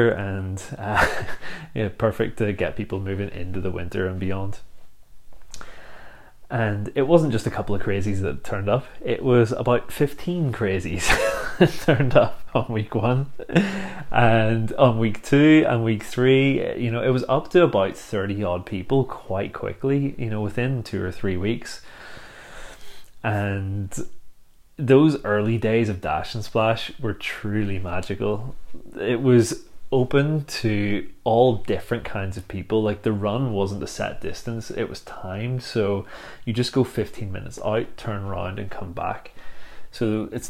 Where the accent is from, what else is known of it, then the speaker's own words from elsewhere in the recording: Bangor, Northern Ireland, United Kingdom; a little beach in Bangor, my hometown